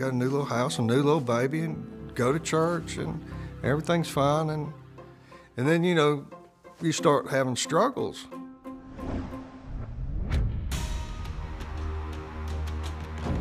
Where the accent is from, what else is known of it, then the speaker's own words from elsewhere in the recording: Jackson, Mississippi, United States; Born in Jackson, Mississippi, it's kind of a mid-sized southern town.